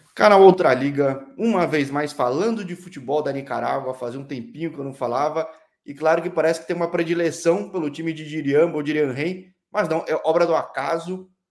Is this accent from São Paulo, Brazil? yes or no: yes; São Paulo, Brazil; sou de São Paulo